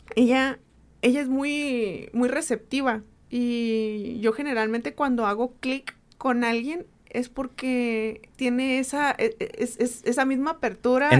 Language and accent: Spanish; Mexicali Valley, Baja California, Mexico; yo vengo del Valle de Mexicali, soy originaria del Valle de Mexicali